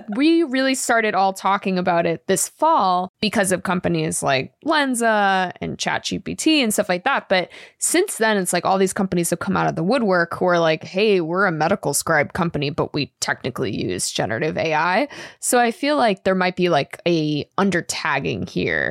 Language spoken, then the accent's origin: English; Boston area, Massachusetts, United States; moved away; I won't say I'm from Boston 'cause I'm not a liar, but I'm from the area.